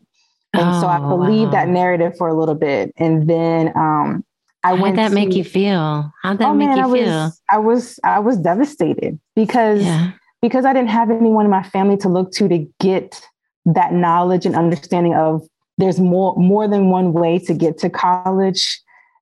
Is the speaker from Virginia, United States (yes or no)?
yes; Alexandria, Virginia, United States; I born and raised in Alexandria, Virginia